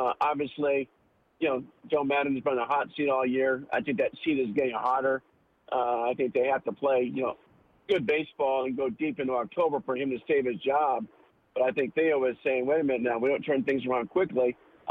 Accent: Australia; moved away; I'm Australian

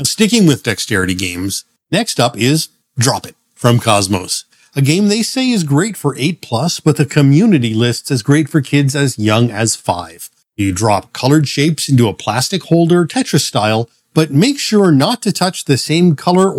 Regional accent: Canada; being Canadian

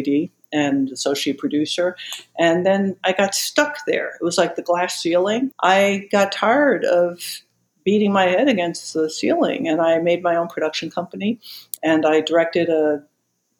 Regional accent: New York, United States; moved away as an adult; also born or lived in Los Angeles / Washington State; I was from New York

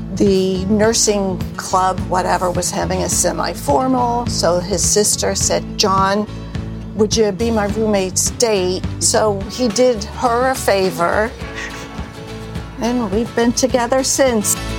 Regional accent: New Jersey, United States; my home state to get a taste of New Jersey

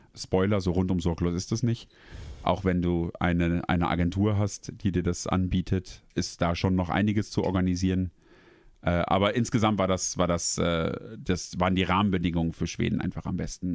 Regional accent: Germany; moved away as an adult; now in Sweden

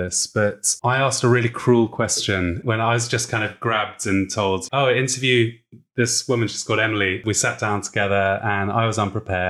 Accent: United Kingdom; We're famous for being British and being tea drinkers, but it doesn't really exist.

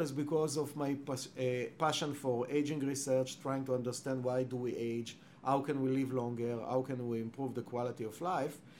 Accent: Israel; English is a second language; moved away as an adult; now in Cambridge, United States; I was born and raised in Israel

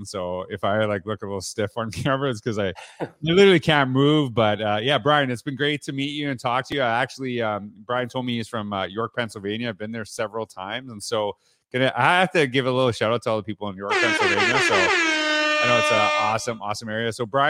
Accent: Canada; I'm from Canada, so I'm a … guy, right?

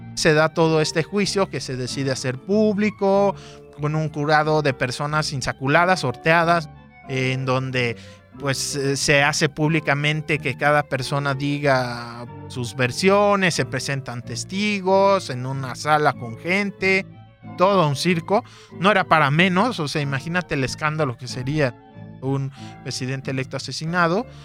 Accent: Guadalajara, Jalisco, Mexico; Nací aquí en Guadalajara en el 87.

